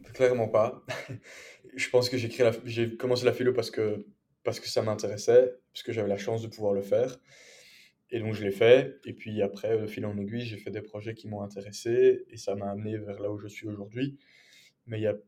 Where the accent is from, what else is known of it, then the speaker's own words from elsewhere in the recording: Brussels, Brussels-Capital Region, Belgium; also born or lived in England; je suis bruxellois de 23 ans, bilingue, père francophone